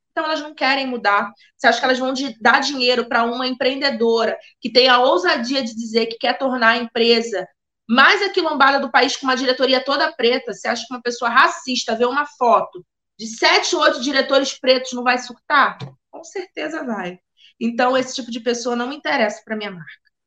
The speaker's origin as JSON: {"language": "Portuguese", "country": "Brazil", "said": "como brasileiro"}